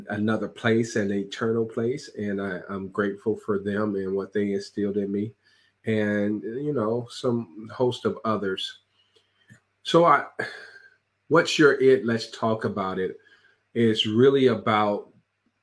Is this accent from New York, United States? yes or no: no; Chicago, Illinois, United States; I'm from Chicago, Illinois, and I grew up on the south side of Chicago